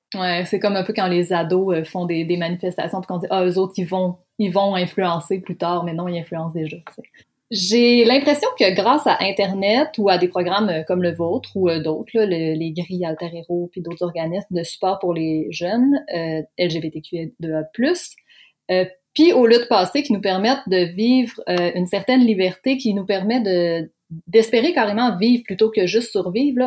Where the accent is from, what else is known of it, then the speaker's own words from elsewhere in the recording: Lac Saint-Jean, Quebec, Canada; moved away; ayant été moi-même une jeune queer désemparée du lac Saint-Jean